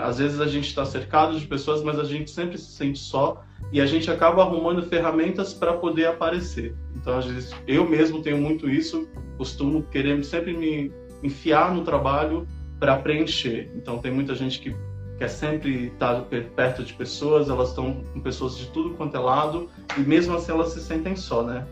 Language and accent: Portuguese; São Paulo, Brazil; sou de São Paulo, moro na Bela Vista